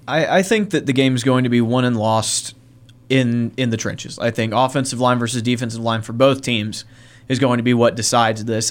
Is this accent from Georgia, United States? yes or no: yes; Warner Robins, Georgia, United States; moved away; Warner Robins, my hometown